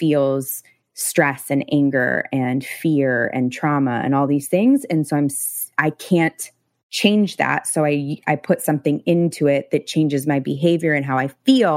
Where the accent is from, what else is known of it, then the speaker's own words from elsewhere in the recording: coastal California, United States; I grew up here